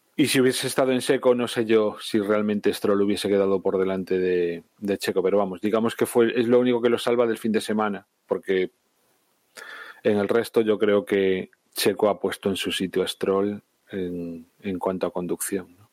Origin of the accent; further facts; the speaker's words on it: Spain; España somos primos hermanos